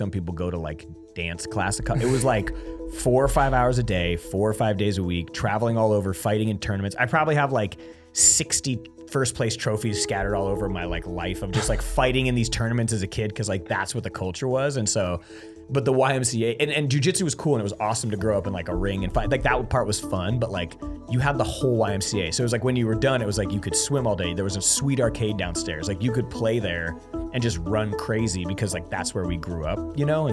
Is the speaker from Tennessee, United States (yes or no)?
no; Lincoln, Nebraska, United States; also born or lived in Imperial, Nebraska; I am from Lincoln, Nebraska, but my cell phone number is from Imperial, Nebraska